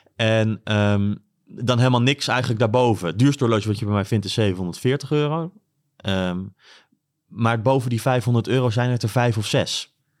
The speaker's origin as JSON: {"language": "Dutch", "town": "Bodegraven", "region": "South Holland", "country": "Netherlands", "tie": "born or raised there", "also_born_or_lived": "Bilthoven, Utrecht / Groningen", "moved": "yes", "lives_now": "Leeuwarden, Netherlands", "said": "hebben mijn ouders een winkel geopend in, eh, in Bodegraven. En daar zijn we boven gaan wonen"}